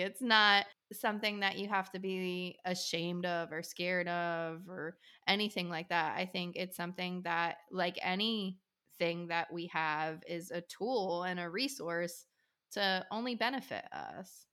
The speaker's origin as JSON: {"language": "English", "area": "outside Trenton", "region": "New Jersey", "country": "United States", "tie": "born or raised there", "also_born_or_lived": "Pennsylvania", "moved": "yes", "lives_now": "South Carolina, United States", "said": "grew up a little bit outside of Trenton, New Jersey."}